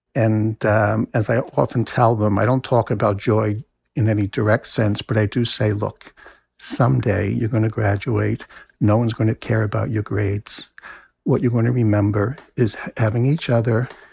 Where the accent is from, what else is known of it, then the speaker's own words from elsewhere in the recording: New Jersey, United States; now in Maine, United States; I grew up in New Jersey